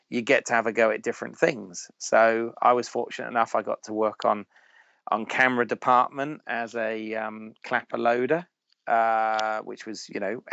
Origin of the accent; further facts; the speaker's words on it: Bournemouth, South West England, United Kingdom; also born or lived in United States; I'm from Bournemouth